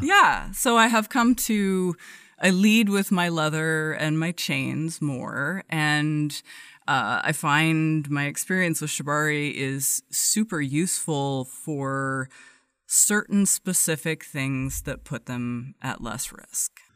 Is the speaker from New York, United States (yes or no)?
no; Everett, Washington, United States; grew up just north of Seattle in a very very very blue collar town uh, called Everett